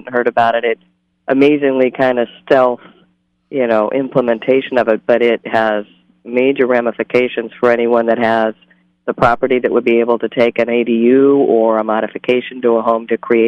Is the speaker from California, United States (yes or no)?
yes; Santa Barbara, California, United States; I come from Santa Barbara. I lived there for 20 years